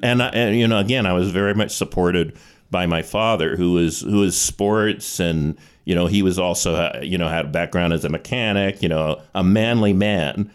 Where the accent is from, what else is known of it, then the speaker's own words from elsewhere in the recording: Calgary, Alberta, Canada; I was born in Calgary